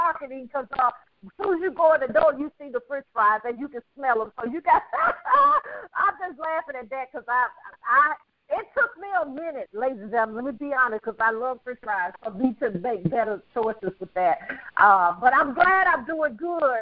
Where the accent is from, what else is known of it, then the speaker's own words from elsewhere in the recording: Birmingham, Alabama, United States; moved away; also born or lived in Atlanta; originally from Birmingham, Alabama.